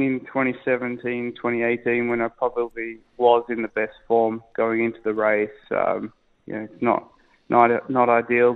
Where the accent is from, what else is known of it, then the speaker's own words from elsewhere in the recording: Australia; moved away; my wife's English, I'm Australian